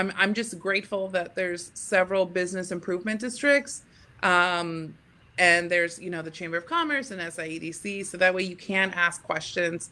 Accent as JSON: {"language": "English", "region": "Texas", "country": "United States", "moved": "yes", "lives_now": "Staten Island, United States", "said": "I'm from Texas, but I live in Staten Island."}